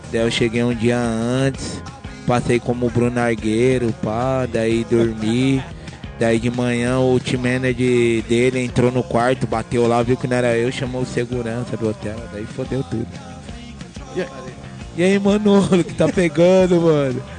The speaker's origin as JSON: {"language": "Portuguese", "town": "Ribeirão Pires", "region": "São Paulo", "country": "Brazil", "tie": "born or raised there", "said": "tenho 38 anos, cresci em Ribeirão Pires"}